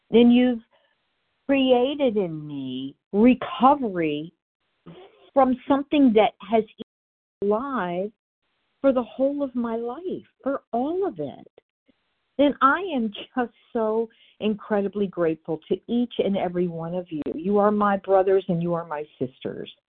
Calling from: Florida, United States; I'm in Florida, and I am recovered happily today.

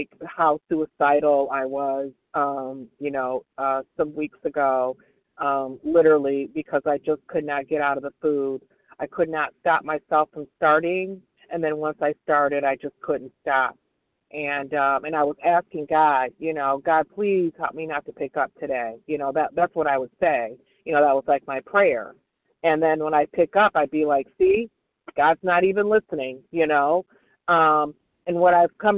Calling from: Michigan, United States; B as in boy, W as in William, and I'm calling in from Michigan

